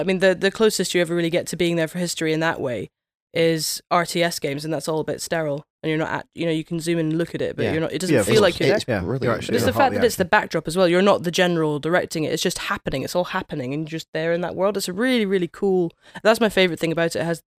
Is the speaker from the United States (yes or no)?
no; United Kingdom; I'm British.